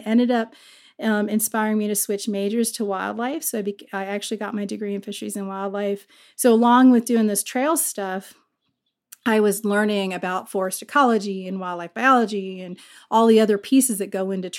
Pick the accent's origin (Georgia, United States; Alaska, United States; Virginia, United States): Virginia, United States; You know, I grew up actually in Virginia. My dad worked for the State Department, and we traveled all over the world growing up, and we ended up in Northern Virginia every time in between a deployment.